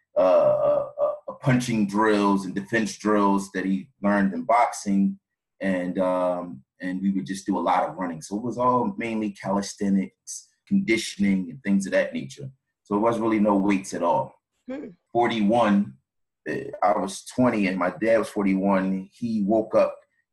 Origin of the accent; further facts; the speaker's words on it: Philadelphia, Pennsylvania, United States; I'm from Philadelphia, born and raised in South Philadelphia.